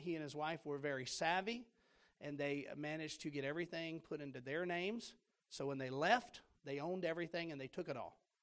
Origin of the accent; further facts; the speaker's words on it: Florida, United States; moved away as an adult; also born or lived in Tennessee; I'm from Florida.